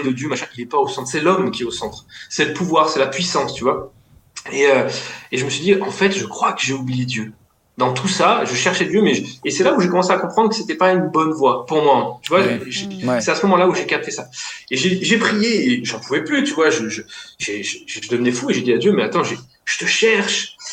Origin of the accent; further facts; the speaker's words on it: Lyon, Auvergne-Rhône-Alpes, France; je viens de Lyon